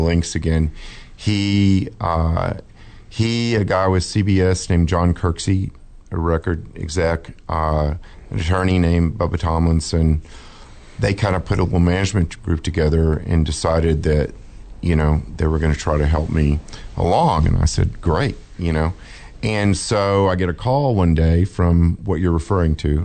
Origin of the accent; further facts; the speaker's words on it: Dallas, Texas, United States; I'm from Oak Cliff